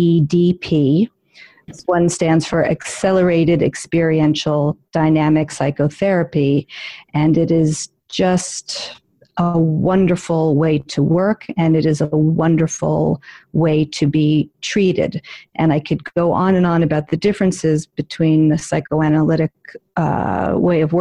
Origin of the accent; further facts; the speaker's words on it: New York City, New York, United States; I am a born and raised in New York City